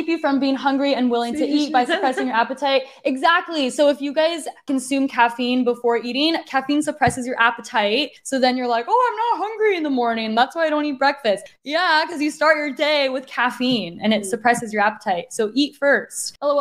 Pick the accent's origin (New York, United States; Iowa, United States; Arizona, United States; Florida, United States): Arizona, United States; I'm from Arizona, so I know the hot, hot weather.